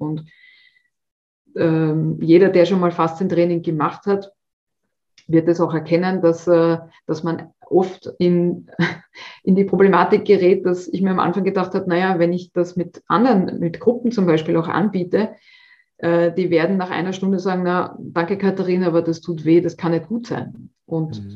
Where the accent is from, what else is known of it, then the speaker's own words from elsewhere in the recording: Austria; bei uns in Österreich